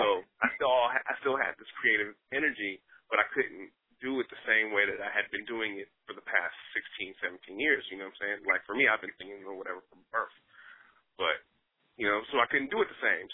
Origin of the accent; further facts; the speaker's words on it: Newark, New Jersey, United States; I was born in New Jersey, baby. Brick City, stand up